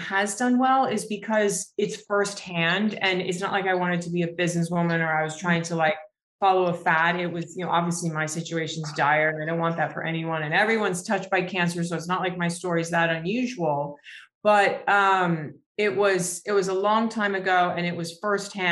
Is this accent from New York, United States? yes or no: yes; New York, United States; I'm from New York